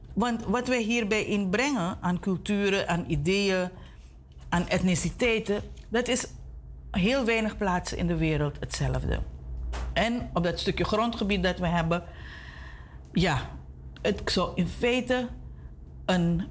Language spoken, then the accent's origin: Dutch; Suriname; we als Surinamers